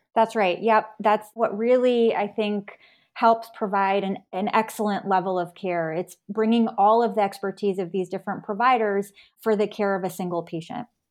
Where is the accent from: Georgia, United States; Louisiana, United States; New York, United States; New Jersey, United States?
New York, United States; moved away as an adult; also born or lived in North Carolina / San Francisco, California; now in Virginia, United States; I grew up in New York